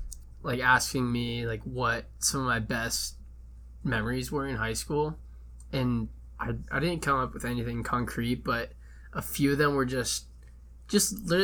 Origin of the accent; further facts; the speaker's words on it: Indiana, United States; moved away as an adult; growing up in Indiana.